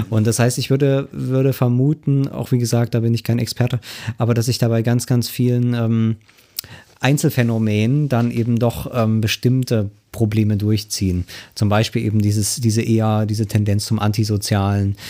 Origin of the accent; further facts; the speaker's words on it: eastern Germany, Germany; bin ja Ossi, kann man so sagen. Ähm, also das heißt, äh, schon in der BRD geboren, aber äh, im Osten oder in den neuen Bundesländern, wie es dann so schön heißt, aufgewachsen.